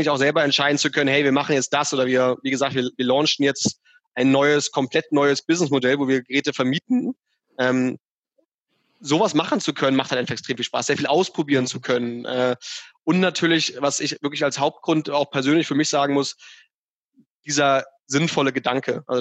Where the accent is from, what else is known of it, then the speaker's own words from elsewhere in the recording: Hamburg, Germany; dass nicht irgendwie meine Heimatstadt Hamburg überflutet ist äh, in, in zehn Jahren, weil da die Eiskappen komplett geschmolzen sind